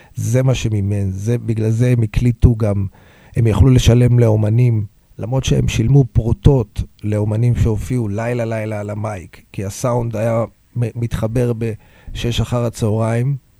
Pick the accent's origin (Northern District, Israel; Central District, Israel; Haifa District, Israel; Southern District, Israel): Central District, Israel; Hod HaSharon; also born or lived in Tel Aviv; נולדתי בתל אביב, גרתי בהוד השרון, שהוד השרון הייתה ארגז חול.